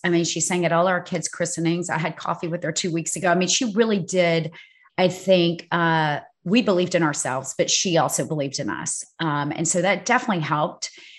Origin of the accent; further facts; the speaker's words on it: South Georgia, United States; also born or lived in Los Angeles; now in New York City, United States; I'm from South Georgia.